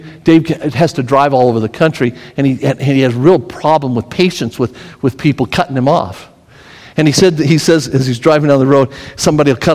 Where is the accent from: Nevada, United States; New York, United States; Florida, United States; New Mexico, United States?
Nevada, United States; Las Vegas; moved away as an adult; also born or lived in Tennessee; I grew up in Las Vegas